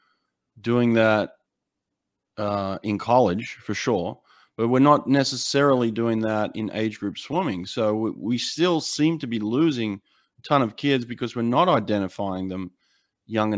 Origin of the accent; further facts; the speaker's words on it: Australia; as an Australian, you know, I'm an Aussie